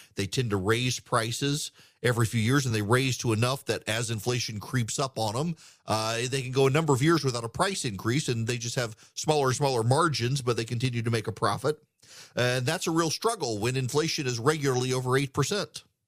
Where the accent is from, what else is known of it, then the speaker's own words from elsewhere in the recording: United States; I'm an American